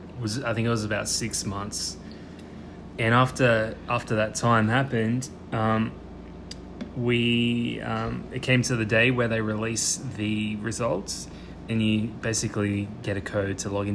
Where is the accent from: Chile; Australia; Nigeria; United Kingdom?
Australia; moved away as an adult; also born or lived in Sydney, Australia; now in United States; as an Australian